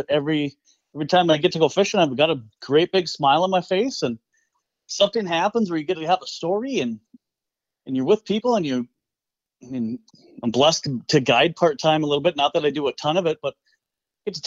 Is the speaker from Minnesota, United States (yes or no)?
yes; West Central Minnesota, United States; So I grew up in West Central Minnesota, a small town, let's call it Southern Otter Tail County